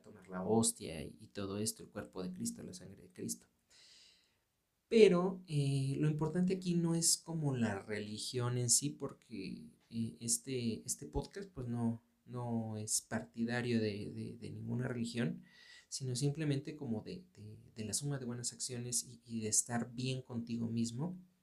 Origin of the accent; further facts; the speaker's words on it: Mexico; aquí en, México, yo, yo soy de México